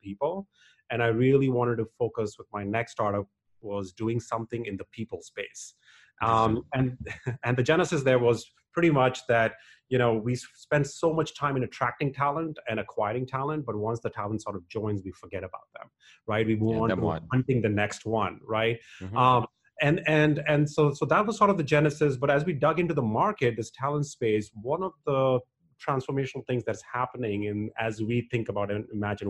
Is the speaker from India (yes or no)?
yes; India; moved away as an adult; now in United States; Born and raised in India and came to the US in 97.